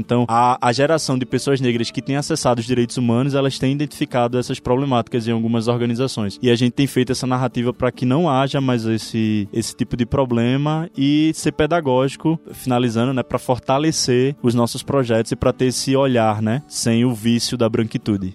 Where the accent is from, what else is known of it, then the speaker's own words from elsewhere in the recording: Pernambuco, Brazil; Eu, como pernambucano, como nordestino